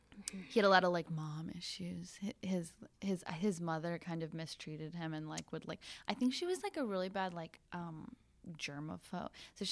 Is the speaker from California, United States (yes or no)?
no; northern Wisconsin, United States; moved away; Because I'm from northern Wisconsin